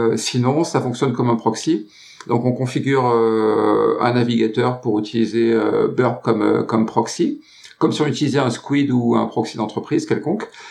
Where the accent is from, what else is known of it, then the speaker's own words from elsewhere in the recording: France; je suis français